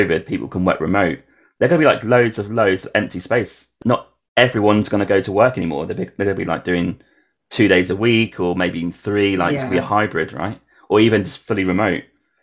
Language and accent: English; England, United Kingdom; I'm from England, UK